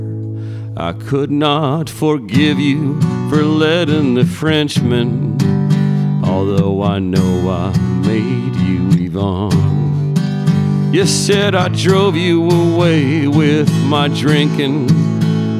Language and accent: English; Eastern Washington, United States; I grew up just a few yards from one of Eastern Washington's largest radio towers that broadcast nothing but country music